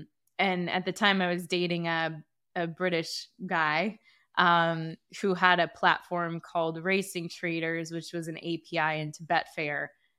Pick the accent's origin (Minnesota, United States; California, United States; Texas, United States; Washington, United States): California, United States; I grew up in California. So I think also like my body temperature and like, I like being in the sunshine.